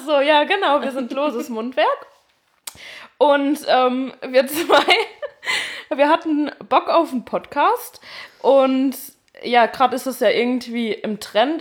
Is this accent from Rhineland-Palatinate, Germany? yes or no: yes; Westerwald, Rhineland-Palatinate, Germany; moved away; Ich komme äh, ursprünglich aus dem Westerwald